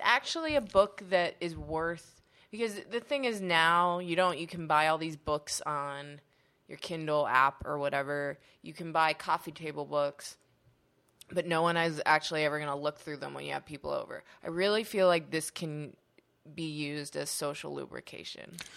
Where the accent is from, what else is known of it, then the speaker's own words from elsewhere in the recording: Pittsburgh, Pennsylvania, United States; I'm from Pittsburgh